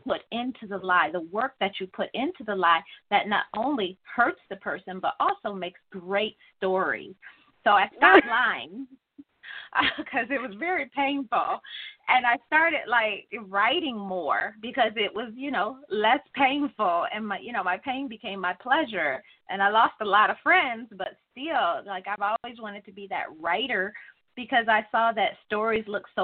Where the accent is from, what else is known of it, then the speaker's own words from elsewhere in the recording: Detroit, Michigan, United States; I grew up in the heart of Detroit. West Side, if you want to be specific